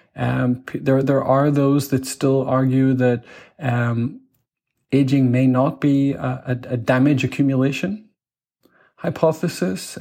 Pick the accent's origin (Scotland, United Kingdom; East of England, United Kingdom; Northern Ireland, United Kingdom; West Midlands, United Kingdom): Northern Ireland, United Kingdom; Belfast; moved away as an adult; also born or lived in Manchester; I grew up in Belfast in the north of Ireland in the you know the the 80s